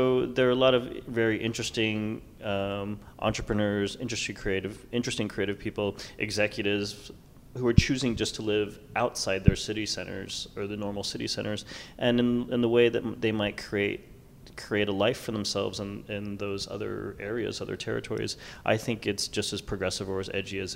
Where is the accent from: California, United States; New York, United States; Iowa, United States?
New York, United States; now in Los Angeles, United States; I'm from New York